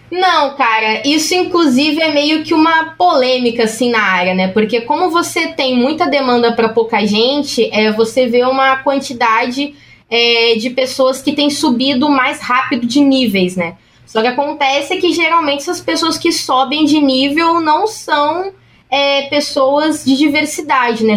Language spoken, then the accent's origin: Portuguese; São Paulo, Brazil; eu sou da Zona Leste de São Paulo